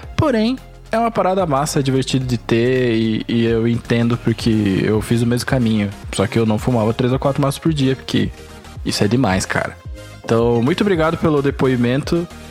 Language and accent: Portuguese; Brazil; Eu sou brasileiro